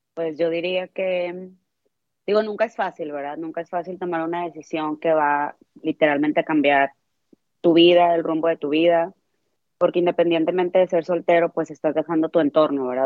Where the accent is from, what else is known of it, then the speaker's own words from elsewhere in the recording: Monterrey, Nuevo León, Mexico; moved away as an adult; now in United States; Yo soy de Monterrey, Monterrey, Nuevo León